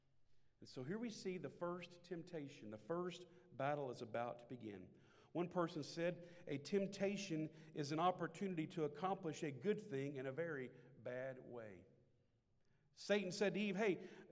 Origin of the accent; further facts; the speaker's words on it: Shreveport, Louisiana, United States; Shreveport, Louisiana. My hometown.